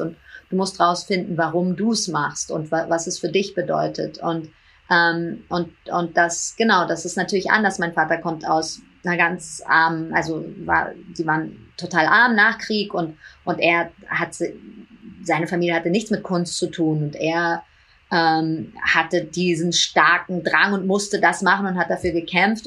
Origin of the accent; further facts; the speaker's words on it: New York, United States; also born or lived in Hamburg / Berlin; Ich bin in New York aufgewachsen und auf eine internationale Schule gegangen